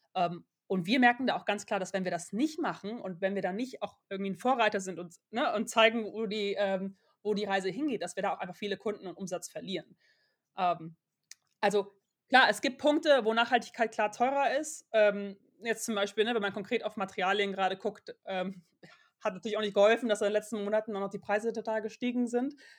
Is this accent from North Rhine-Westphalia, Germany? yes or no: yes; Aachen, North Rhine-Westphalia, Germany; Wir kommen beide aus Aachen